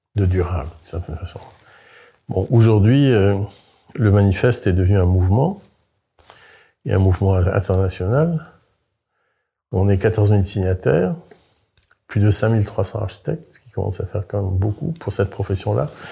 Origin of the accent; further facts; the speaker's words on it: Carantec, Brittany, France; moved away as an adult; also born or lived in Paris; je suis breton, je suis un Finistérien du Nord